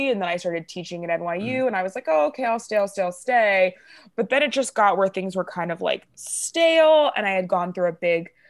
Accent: Florida, United States; also born or lived in New Orleans, Louisiana / Brooklyn, New York; now in Los Angeles, United States; I'm originally from New Orleans, and then I grew up. Oh, in okay. Florida, so I'm used to it being hot

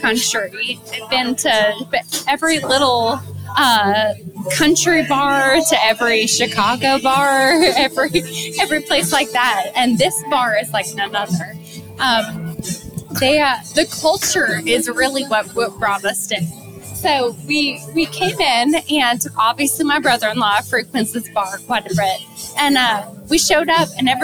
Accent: Canada; moved away; I am from Canada myself

